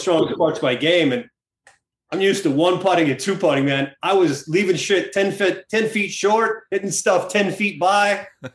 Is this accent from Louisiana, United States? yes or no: no; Peachtree City, Georgia, United States; moved away; I grew up in Atlanta, Georgia, and it's a small town just south of Atlanta called Peachtree City